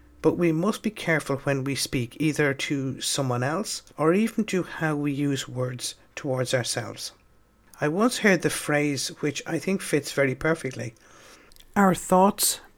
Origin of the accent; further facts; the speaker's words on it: Dublin, Leinster, Ireland; I'm from Dublin